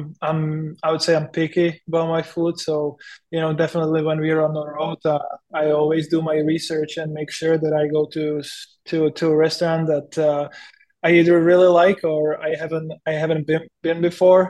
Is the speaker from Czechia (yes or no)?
yes; Písek, South Bohemian Region, Czechia; English is a second language; moved away as an adult; also born or lived in Chomutov / Chicago; now in San Jose, United States; my dad, he still lives in my hometown Písek